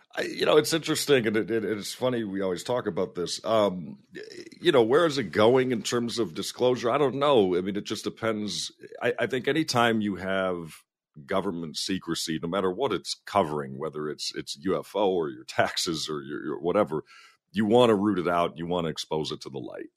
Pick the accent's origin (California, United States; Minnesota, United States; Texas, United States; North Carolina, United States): Minnesota, United States; being a Minnesotan